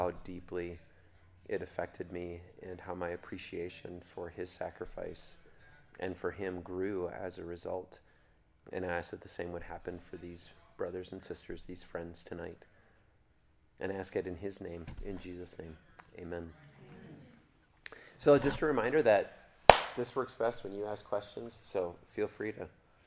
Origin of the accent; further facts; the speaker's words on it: Kentucky, United States; I'm just from Kentucky.